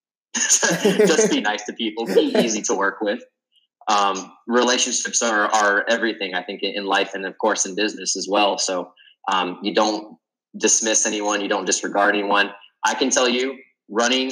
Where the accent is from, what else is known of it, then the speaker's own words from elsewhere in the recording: Spartanburg, South Carolina, United States; also born or lived in Columbia, South Carolina / Greenville, South Carolina; growing up in Spartanburg, South Carolina